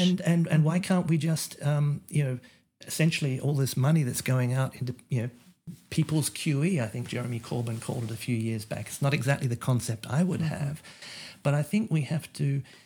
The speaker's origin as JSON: {"language": "English", "country": "Australia", "moved": "yes", "lives_now": "United States", "said": "as an Australian American who, you know, originally came from Australia"}